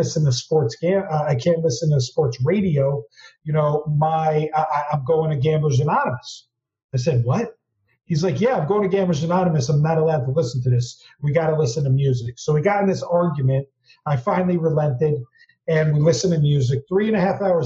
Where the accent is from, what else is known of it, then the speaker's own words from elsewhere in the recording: New Jersey, United States; growing up in Jersey